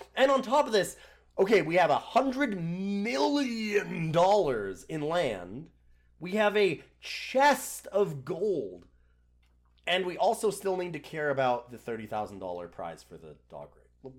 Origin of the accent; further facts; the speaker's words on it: Canada; I'm Canadian